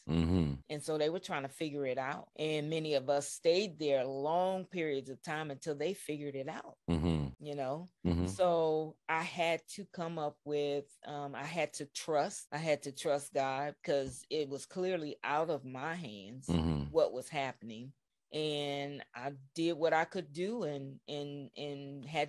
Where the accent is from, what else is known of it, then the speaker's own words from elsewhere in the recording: California, United States; growing up in California